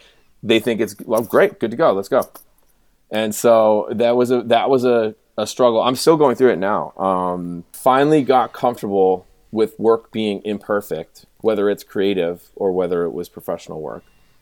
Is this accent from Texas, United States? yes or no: no; Boston, Massachusetts, United States; growing up in Boston